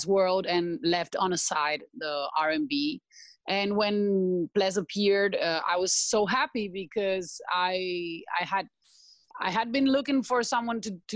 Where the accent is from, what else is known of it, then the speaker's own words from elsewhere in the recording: Spain; English is a second language; also born or lived in Sao Paulo, Brazil; now in Sri Lanka; I'm from Spain, and I was 10 years in Brazil, and now actually in Sri Lanka